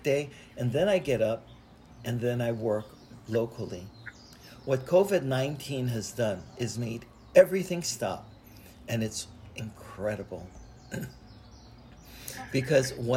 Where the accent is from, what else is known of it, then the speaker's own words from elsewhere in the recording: Hawaii, United States; I was born in Hawaii, into a Buddhist family